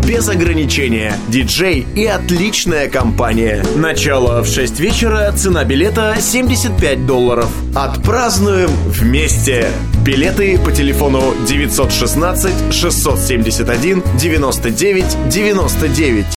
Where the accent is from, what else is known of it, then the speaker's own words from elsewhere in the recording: Chișinău, Moldova; first language Russian; now in United States; родился в Кишиневе и учился в лицей с французским профилем